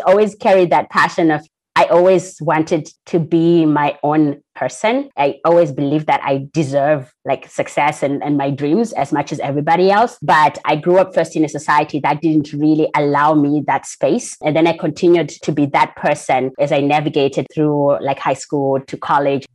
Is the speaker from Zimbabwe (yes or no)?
yes; Zimbabwe; I'm from Zimbabwe. That's where I was born and raised.